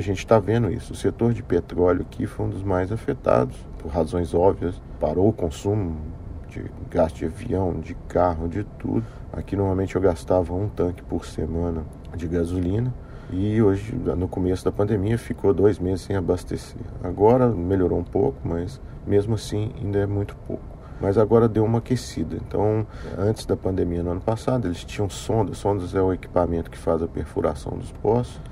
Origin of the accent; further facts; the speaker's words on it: Brazil; moved away as an adult; also born or lived in Rio de Janeiro, Brazil; now in Houston, United States; sou brasileiro que trabalhava no Rio, no setor de petróleo e gás, e fui expatriado aqui para Houston